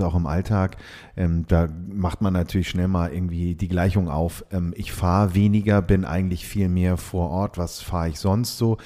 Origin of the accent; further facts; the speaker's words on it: Hamburg, Germany; bin auch aus Hamburg, wie man unschwer hört. Wir glauben ja mal, wir würden so wahnsinnig Hochdeutsch sprechen, aber nein, nein. Also mhm. Hamburger Jung, ähm, hier geboren